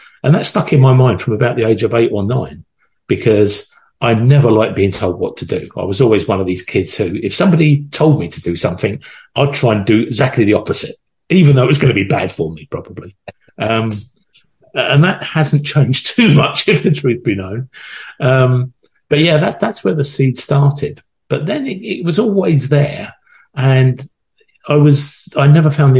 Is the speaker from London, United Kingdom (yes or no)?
yes; London, United Kingdom; I was born in Northwest London in a place called Wembley